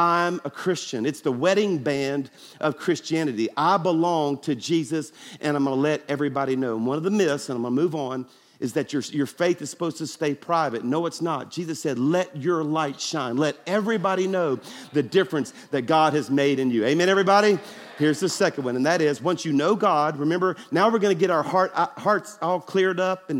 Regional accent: Baton Rouge, Louisiana, United States; now in Birmingham, United States; my hometown of Baton Rouge

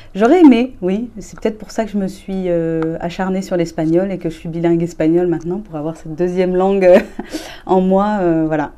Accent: Rennes, Brittany, France; moved away as an adult; also born or lived in Barcelona; je suis partie, j'avais 21 ans de Rennes

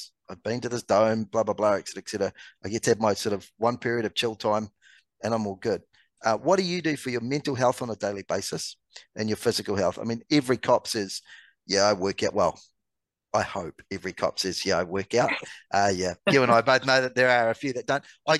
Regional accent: Canada; For me, and you're going to laugh at this as a Canadian, I come home because the hockey games are on at the most ridiculous times here

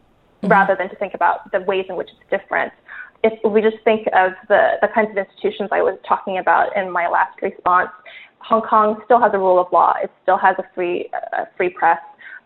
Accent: United States; My generation, and I grew up in the States

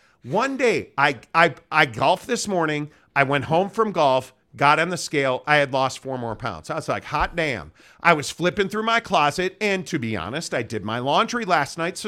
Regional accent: Snyder, Texas, United States; I'm from Snyder near Sweetwater.

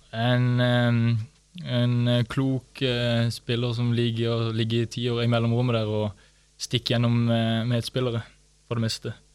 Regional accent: Vigeland, Agder, Norway; Jeg er fra um, Lindesnes, eller Vigeland

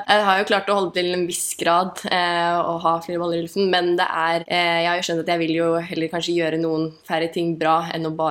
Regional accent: Tønsberg, Vestfold, Norway; moved away; also born or lived in Oslo; Jeg ble født i Oslo, men jeg vokste egentlig opp i Tønsberg Tønsberg. Jeg bodde der i ti år. Ja. Eh, så, men jeg føler meg jo mest som Oslo-jente.

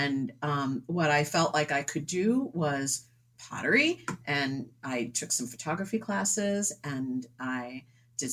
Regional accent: suburbs of New York City, United States; moved away as an adult; also born or lived in Dover-Foxcroft, Maine / Connecticut / Rhode Island / Massachusetts; now in New Hampshire, United States; I grew up in the suburbs of New York City

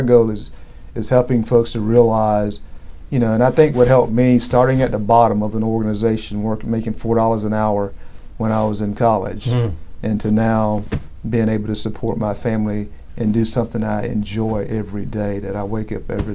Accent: South Georgia, United States; I grew up in South Georgia

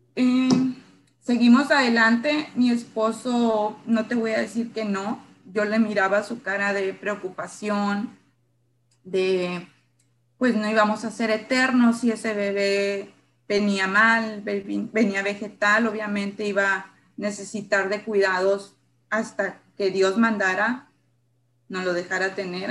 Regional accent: San Luis Río Colorado, Sonora, Mexico; Yo soy de San Luis Río, Colorado, Sonora

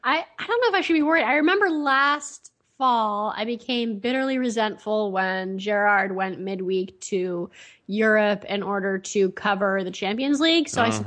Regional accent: United States; I'm American

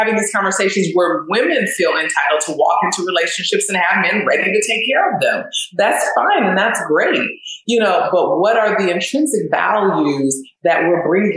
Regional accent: California, United States; now in Philadelphia, United States; I am from California

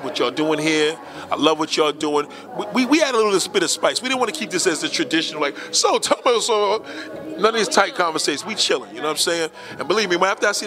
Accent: New York City, New York, United States; I do love my borough. I have a special love for Staten Island because we like the fact that it's kind of off the map

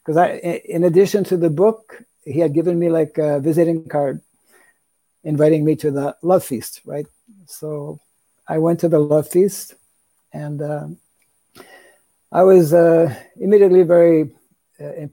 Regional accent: Canada; moved away; I'm originally from Canada

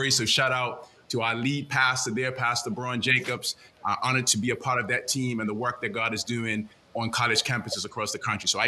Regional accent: Bermuda; Come on, you gotta you gotta enunciate. I'm from Bermuda

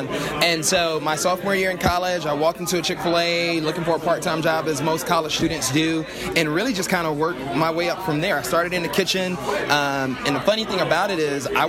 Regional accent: Atlanta, Georgia, United States; also born or lived in Alabama; I'm originally from Atlanta, born and raised.

